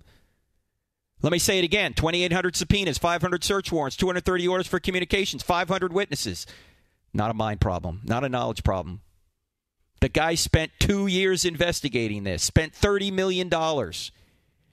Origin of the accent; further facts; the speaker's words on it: New Jersey, United States; I'm from New Jersey